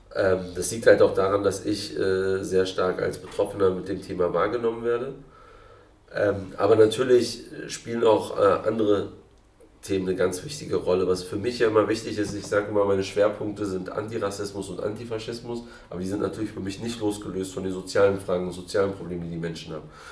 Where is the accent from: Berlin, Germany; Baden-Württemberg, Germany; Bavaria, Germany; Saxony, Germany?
Berlin, Germany; also born or lived in Kreuzberg, Berlin; Ich bin in Berlin-Kreuzberg geboren und aufgewachsen in Neukölln